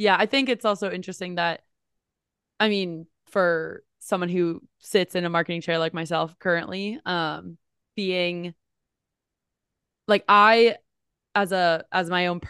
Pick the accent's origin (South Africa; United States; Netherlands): United States; New Jersey; So like growing up, I'm from New Jersey originally. It was like king, queen, jack, toilet.